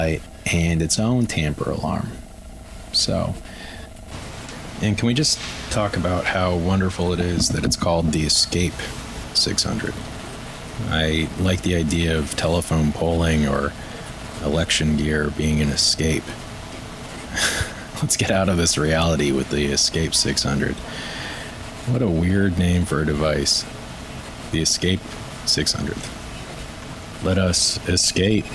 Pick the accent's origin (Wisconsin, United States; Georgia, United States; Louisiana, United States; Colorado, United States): Colorado, United States; Aurora; I grew up in Denver, Aurora specifically